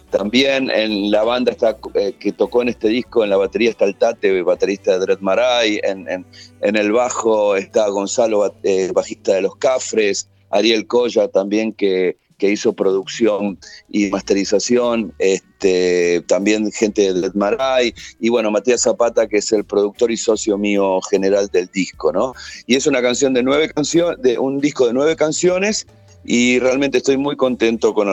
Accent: Chile; obviamente en mi país, obviamente que la, idea de, estar presentándolo también en Chile es muy fuerte

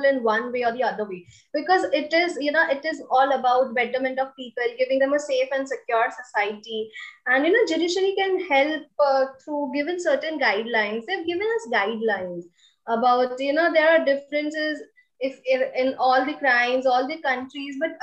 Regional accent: India; I'm coming from India

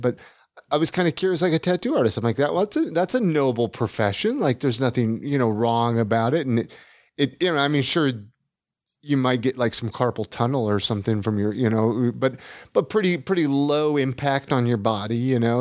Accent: California, United States; now in Salt Lake City, United States; I'm from California

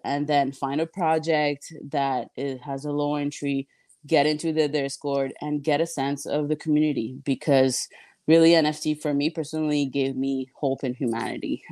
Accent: Montreal, Quebec, Canada; also born or lived in Miami / Texas; Montreal, my hometown

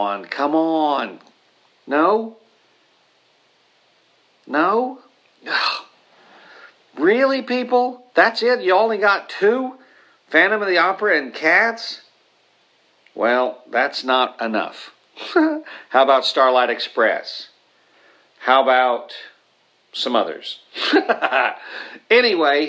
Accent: Oklahoma, United States; I'm from Oklahoma

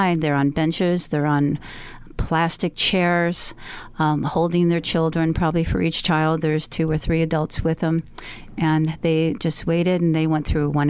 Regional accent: United States; we're from America. We don't speak the same language

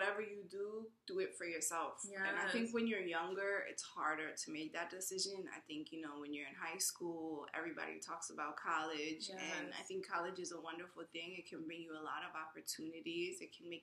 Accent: New York City, New York, United States; I'm from New York City. I grew up here, born and raised, went to school here

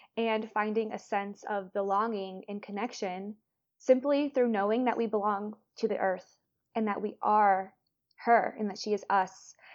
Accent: Florida, United States; moved away as an adult; now in London, United Kingdom; I'm from Florida.

